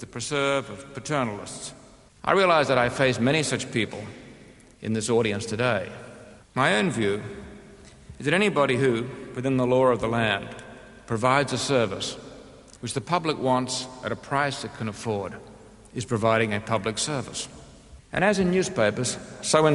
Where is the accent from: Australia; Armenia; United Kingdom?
Australia; moved away; I'm an Australian by birth